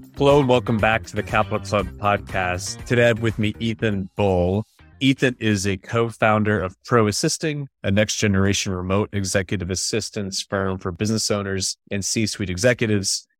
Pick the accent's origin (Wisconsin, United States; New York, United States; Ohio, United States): New York, United States; upstate; I'm from upstate New York